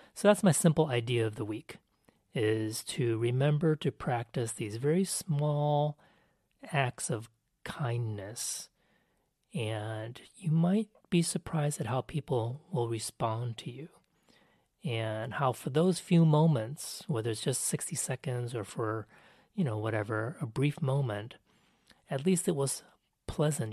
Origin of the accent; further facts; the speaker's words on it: United States; I'm Asian American